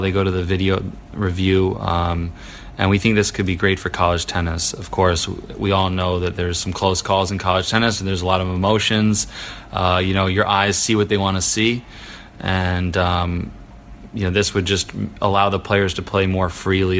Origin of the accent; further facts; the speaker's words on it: Milwaukee, Wisconsin, United States; I grew up in Milwaukee, Wisconsin, training out of there